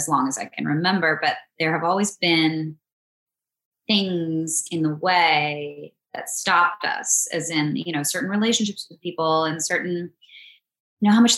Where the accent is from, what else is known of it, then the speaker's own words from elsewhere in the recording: East Coast, United States; now in Los Angeles, United States; We're both from the East Coast.